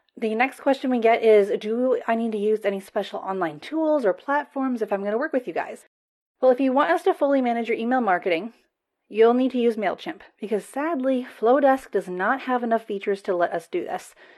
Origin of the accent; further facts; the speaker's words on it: United States; accent: American; I am American